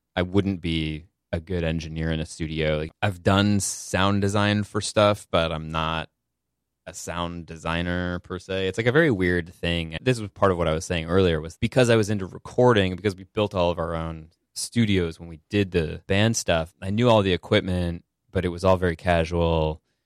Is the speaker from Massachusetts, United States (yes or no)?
yes; the Berkshires, Massachusetts, United States; Rural. Uh, I'm from the Berkshires in Massachusetts